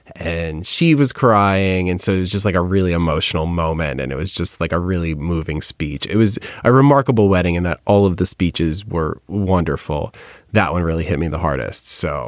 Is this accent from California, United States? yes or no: no; New York, United States; Sorry, I'm from New York.